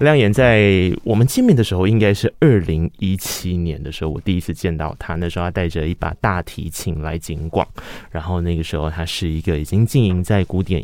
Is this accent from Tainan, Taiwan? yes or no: yes; Tainan, Taiwan; moved away; 身为台南人